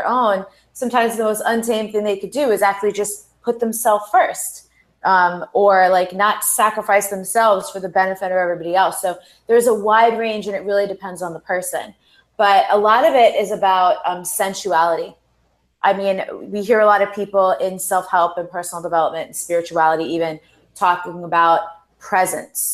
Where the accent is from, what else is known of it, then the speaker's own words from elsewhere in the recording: United States; growing up playing sports here in the United States